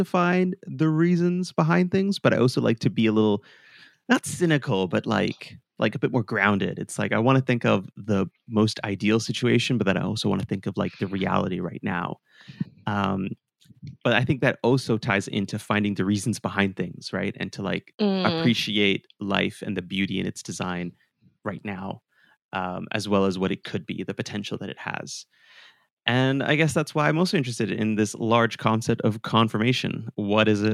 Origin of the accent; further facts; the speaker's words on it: Calgary, Alberta, Canada; moved away as an adult; also born or lived in Portugal / Vancouver; I was born in Portugal, but I flew to Canada before I could learn to walk, and I grew up among the rolling hills of Calgary, Alberta.